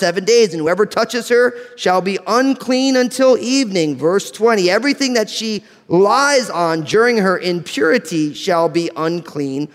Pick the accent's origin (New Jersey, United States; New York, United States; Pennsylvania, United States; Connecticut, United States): New Jersey, United States; I'm from New Jersey